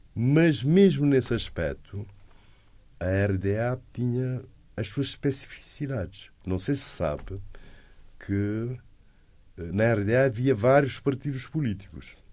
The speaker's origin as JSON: {"language": "Portuguese", "country": "Cape Verde", "also_born_or_lived": "Leipzig, Germany", "said": "sou de Cabo Verde"}